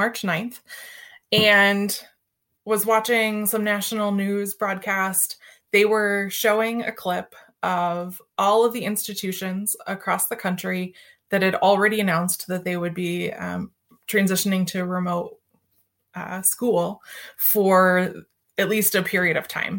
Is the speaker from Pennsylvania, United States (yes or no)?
no; Central Ohio, United States; also born or lived in North Carolina; I'm from Central Ohio